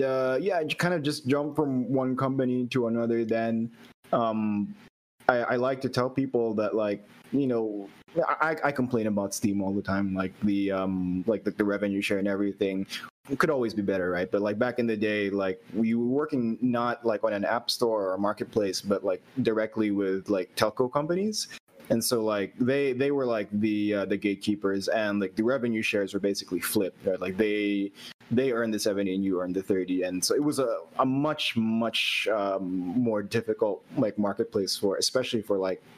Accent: Philippines; I'm from the Philippines. So a long way off from where you guys are

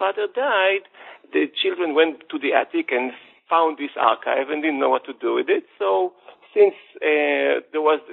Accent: Jerusalem, Jerusalem District, Israel; I was born and raised in Jerusalem into a secular family, not an Orthodox family

